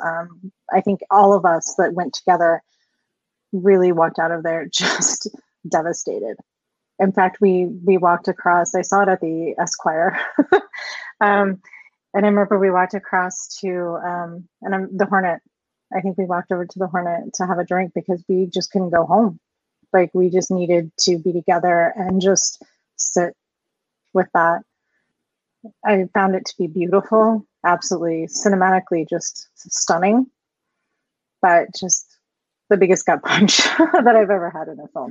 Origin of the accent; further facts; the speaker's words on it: Colorado, United States; I was born and raised here in Colorado